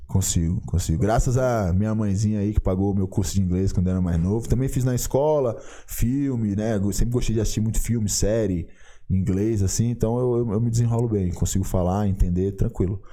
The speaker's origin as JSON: {"language": "Portuguese", "town": "São Luís", "region": "Maranhão", "country": "Brazil", "said": "lá na minha cidade, lá em São Luís do Maranhão"}